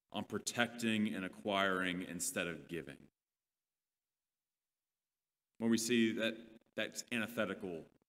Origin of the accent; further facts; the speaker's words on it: Leander, Texas, United States; I literally grew up with them in elementary school in the little town of Leander